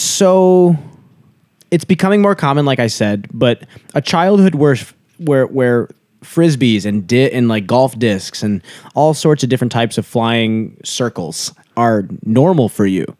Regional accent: United States; growing up in the States

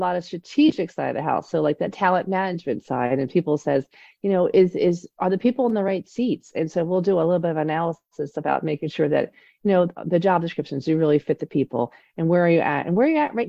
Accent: Delaware County, Pennsylvania, United States; I grew up in Delco

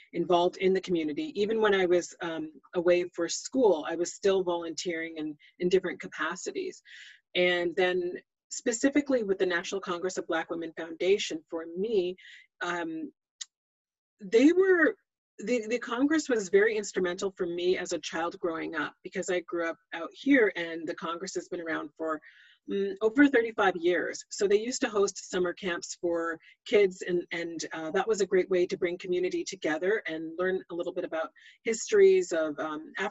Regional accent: Greater Vancouver area / Fraser Valley, British Columbia, Canada; I was born and raised in the Greater Vancouver area / Fraser Valley.

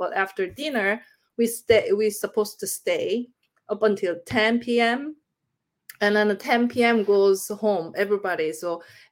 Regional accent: Busan, South Korea; English is a second language; moved away; I'm from Busan

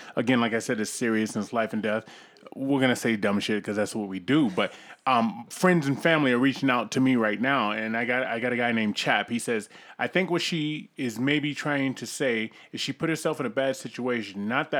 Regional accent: Northeast, United States; So I'm from the Northeast

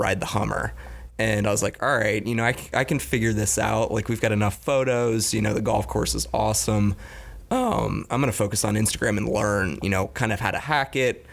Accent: Gainesville, Florida, United States; also born or lived in Las Vegas; I grew up in Gainesville

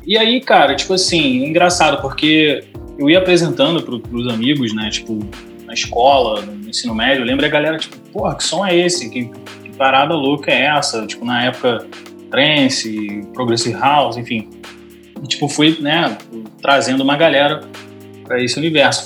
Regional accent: Rio de Janeiro, Brazil; Eu sou do Rio de Janeiro

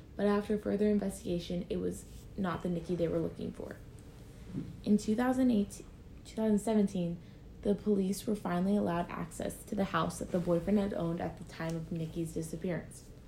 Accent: Troy/Piqua area, Ohio, United States; it was in my hometown

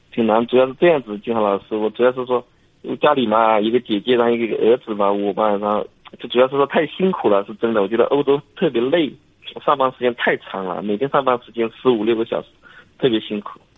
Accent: Lishui, Zhejiang, China; moved away as an adult; now in Italy; 我是浙江丽水的

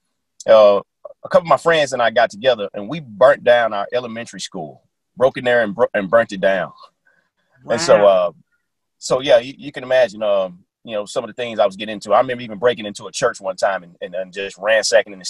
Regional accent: Little Rock, Arkansas, United States; I grew up in Little Rock, Arkansas during the times of the gangs

